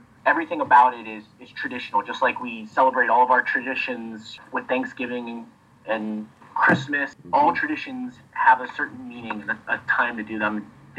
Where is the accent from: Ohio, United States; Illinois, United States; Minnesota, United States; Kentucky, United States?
Ohio, United States; growing up, I'm from Ohio.